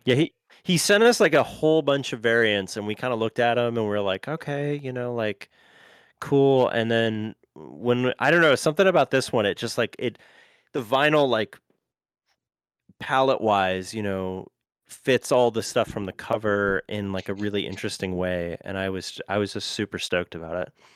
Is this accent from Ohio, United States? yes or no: yes; Cleveland, Ohio, United States; now in Nashville, United States; I grew up in Cleveland